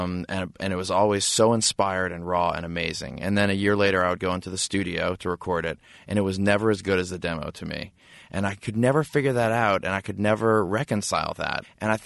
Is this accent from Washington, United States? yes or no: no; New Orleans, Louisiana, United States; So there are these two brothers that we grew up with in New Orleans.